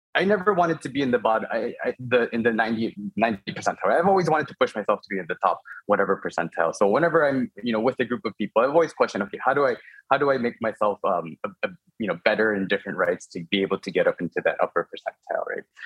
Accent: Chicago, Illinois, United States; moved away as an adult; so I'm Korean American. I was born and raised uh, in Chicago.

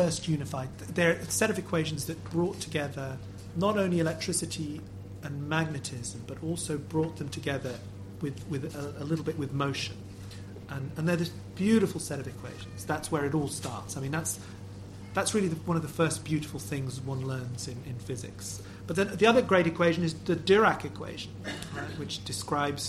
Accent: Lisbon, Portugal; I'm from Portugal. I'm from Lisbon

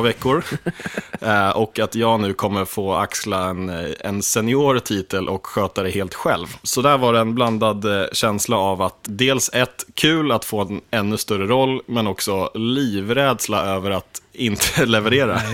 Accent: Sollentuna, Stockholm County, Sweden; also born or lived in Akalla; jag har bott i 30 år i Sollentuna, fast på olika platser

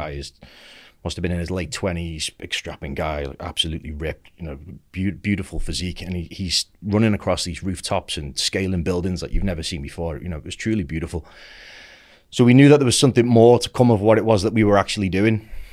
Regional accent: Merseyside, North West England, United Kingdom; I grew up in Merseyside

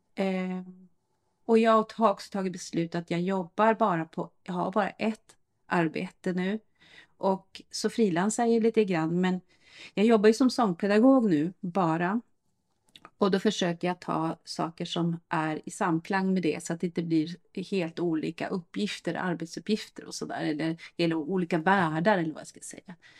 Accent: Norrland, Sweden; now in Stockholm, Sweden; norrlänning från början

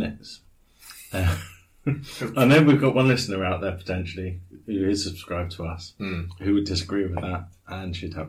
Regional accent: Havant, South East England, United Kingdom; born or raised there

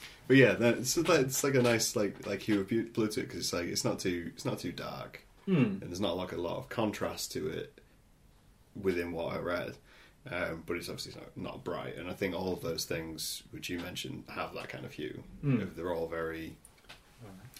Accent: Scunthorpe, East Midlands, United Kingdom; moved away; I'm originally from Scunthorpe.

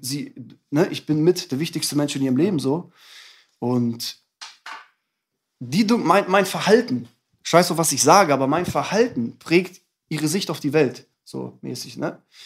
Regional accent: Bredenbeck, Lower Saxony, Germany; also born or lived in Hamburg; now in Hannover, Germany; ich bin geboren in Hamburg und dann sind meine Eltern nach Bredenbeck gezogen. Das ist ein Dorf vor Hannover, hm. so 30 Kilometer, da bin ich aufgewachsen.

